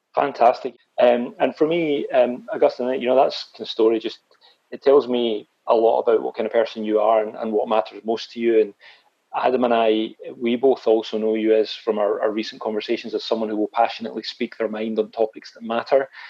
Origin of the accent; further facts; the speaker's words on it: Scotland, United Kingdom; also born or lived in Glasgow; I actually regarded myself as a Scottish